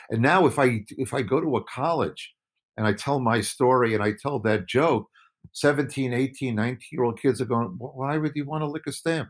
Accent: Woodmere, New York, United States; also born or lived in Brooklyn, New York; I was born in Brooklyn. I grew up on Long Island.

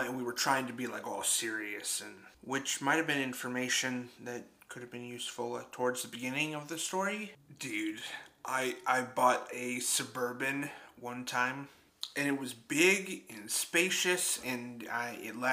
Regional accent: Brazil; moved away; also born or lived in Michigan; My second language. I grew up in Brazil

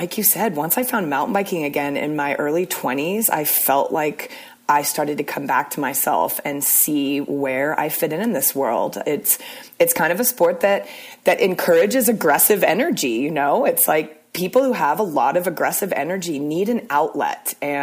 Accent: Portland, Oregon, United States; moved away as an adult; also born or lived in Arizona; I went to college in Arizona, but I grew up in Portland, Oregon

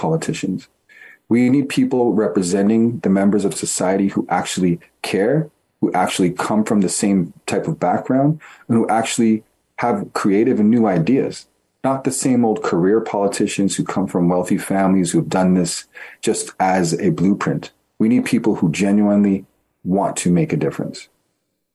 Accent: Toronto, Ontario, Canada; I was born and raised in Toronto

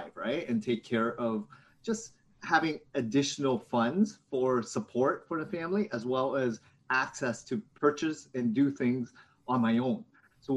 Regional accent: Hamilton, Ontario, Canada; also born or lived in London, Ontario; now in Toronto, Canada; I grew up in Hamilton, Ontario

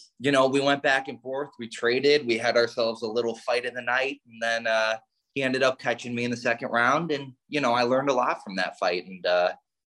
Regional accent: northern suburbs of Chicago, Illinois, United States; moved away as an adult; also born or lived in East Tennessee; now in Tennessee, United States; Originally I'm from the Chicago area, northern suburbs of Chicago, born and raised there

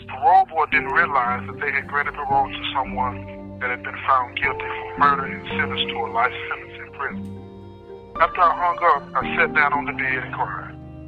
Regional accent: Nashville, Tennessee, United States; Chris and I grew up together in Nashville.

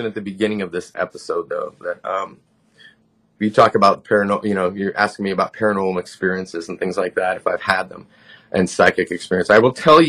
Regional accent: Southern California, United States; also born or lived in Lompoc, California; I grew up in Southern California. I was born in Lompoc, which is right next to Vandenberg Air Force Base.

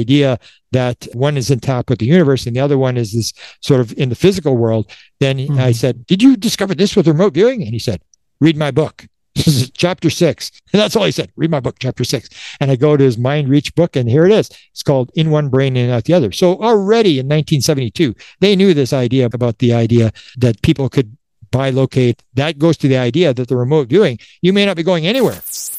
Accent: Canada; I'm a Canadian. You got you Americans.

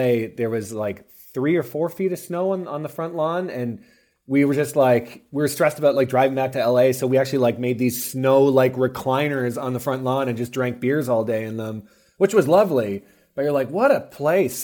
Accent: outside of London, Ontario, Canada; also born or lived in Ottawa, Canada; now in Los Angeles, United States; I grew up outside of London, Ontario.

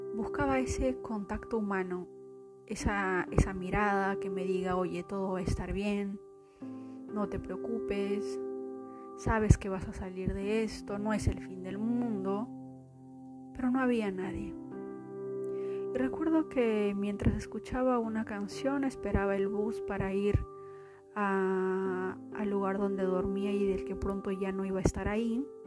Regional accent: Peru; moved away as an adult; now in Austin, United States; ustedes saben que soy de Perú, vine aquí

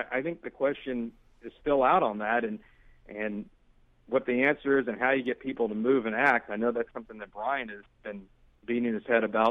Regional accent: Houston, Texas, United States; now in New Orleans, United States; I was growing up in Houston, Texas.

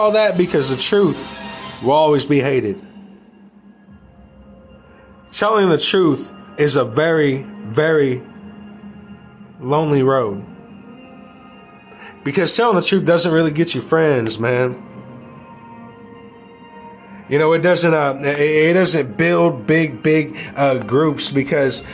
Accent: United States; We as American people

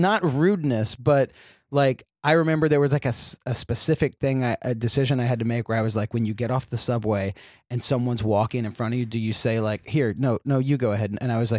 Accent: North Carolina, United States; moved away as an adult; now in New York, United States; I'm from North Carolina, and everyone's like, you know, it's like nice southern, kind of slower in some like places, you know, like it's just like slower pace of life.

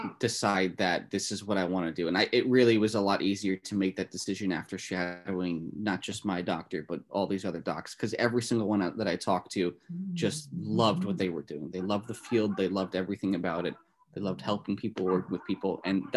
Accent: New Jersey, United States; So like I'm from Northern New Jersey, so I'm not too far from the New York State border.

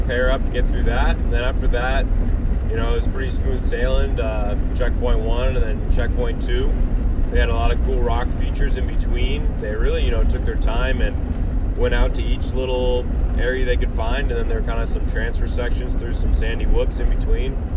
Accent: California, United States; moved away as an adult; now in Colorado, United States; we are from California and currently going to school in Colorado State

